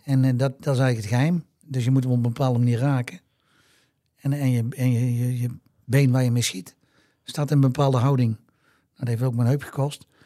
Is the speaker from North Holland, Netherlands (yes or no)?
no; Tilburg, North Brabant, Netherlands; ik kwam uit Tilburg, ik ben hier opgegroeid, ik ben hier geboren en getogen